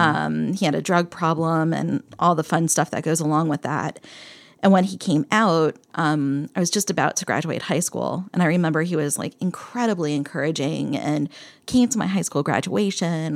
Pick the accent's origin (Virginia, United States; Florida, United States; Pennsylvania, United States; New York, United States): Pennsylvania, United States; Bethlehem; moved away; I grew up in Bethlehem, Pennsylvania